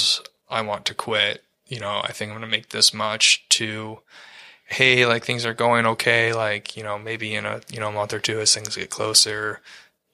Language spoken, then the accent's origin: English; Ann Arbor, Michigan, United States; I'm from Ann Arbor